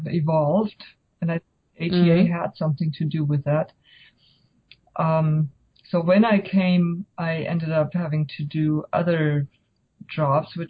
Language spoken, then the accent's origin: English; Germany; moved away as an adult; now in United States; I grew up in Germany